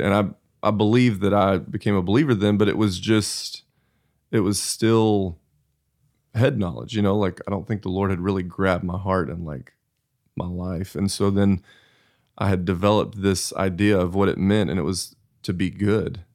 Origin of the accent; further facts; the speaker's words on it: Abilene, Texas, United States; So I grew up in Abilene, Texas, and we were at church anytime